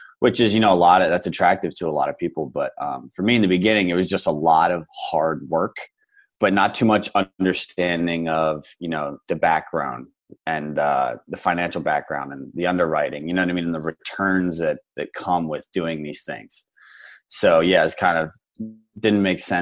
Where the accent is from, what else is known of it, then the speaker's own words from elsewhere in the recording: Lancaster County, Pennsylvania, United States; now in Phoenix, United States; I'm originally from Pennsylvania, Lancaster County, which is considered essentially farmland